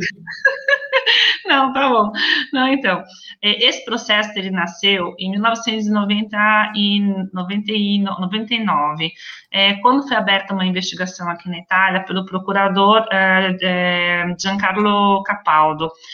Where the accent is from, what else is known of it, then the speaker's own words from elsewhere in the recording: Brazil; moved away as an adult; now in Venice, Italy; Eu sou brasileira, mas eu também sou italiana